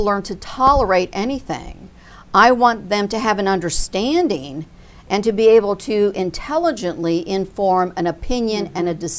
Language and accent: English; United States; I think we as an American people, discussion and debate is part of our DNA.